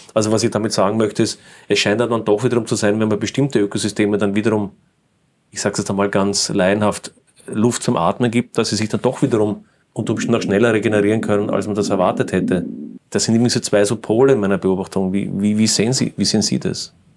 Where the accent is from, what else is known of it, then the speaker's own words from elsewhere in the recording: Austria; wir als Österreicher